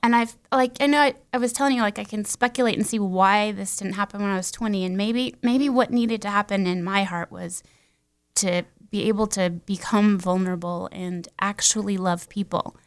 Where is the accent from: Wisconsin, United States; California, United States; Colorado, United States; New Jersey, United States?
Colorado, United States; Castle Rock; I grew up mostly in Colorado, um, Castle Rock, Franktown area.